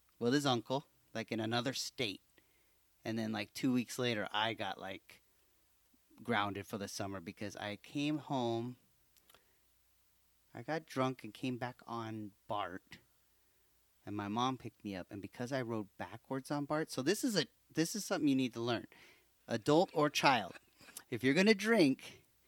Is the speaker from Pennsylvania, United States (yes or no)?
no; Hayward, California, United States; we grew up in Hayward